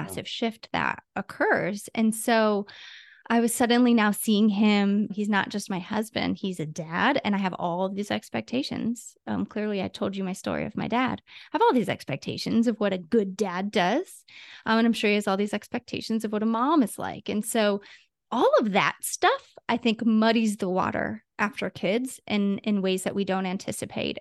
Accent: Ohio, United States; now in California, United States; I live in California, but I'm from Ohio

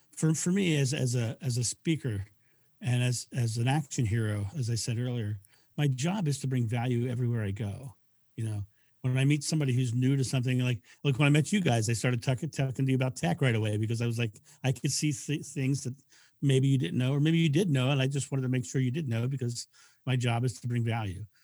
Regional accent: United States; I'm, I'm, I'm American

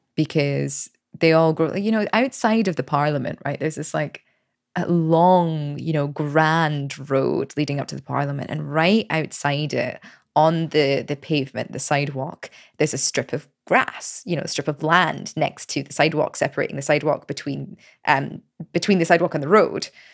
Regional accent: Scotland, United Kingdom; moved away as an adult; also born or lived in United States; now in Paris, France; I left Scotland when I was twenty-one

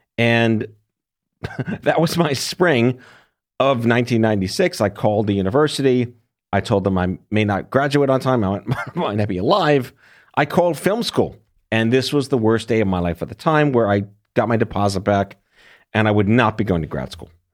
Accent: New York, United States; I was born and raised in New York.

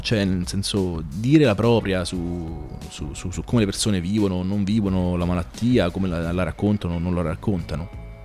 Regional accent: Rome, Lazio, Italy; now in Bologna, Italy; io sono nato e cresciuto a Roma

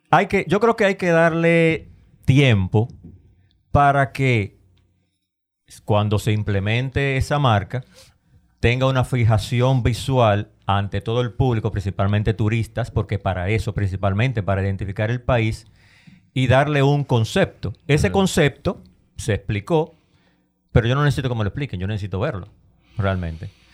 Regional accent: Dominican Republic

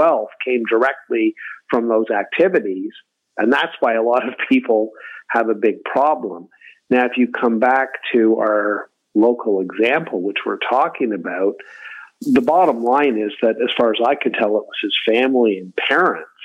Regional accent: Kingston, Ontario, Canada; my hometown, Kingston

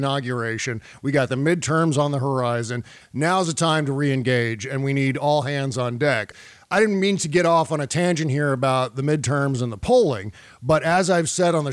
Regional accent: United States; I'm an American

